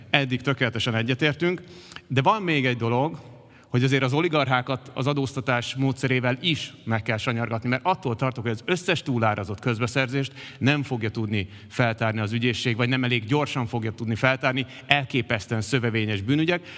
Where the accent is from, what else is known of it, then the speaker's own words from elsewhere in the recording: Buda, Budapest, Hungary; mi budaiak vagyunk